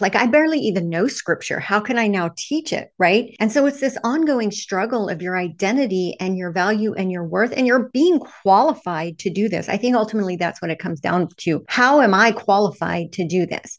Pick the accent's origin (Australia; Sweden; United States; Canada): United States; Texas; I grew up Southern Baptist in the Bible Belt of Texas when I was very, very young.